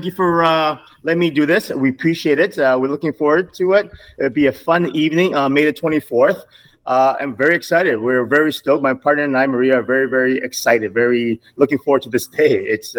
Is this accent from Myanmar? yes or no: yes; Myanmar; now in Toronto, Canada; I'm from Burmese with Chinese background.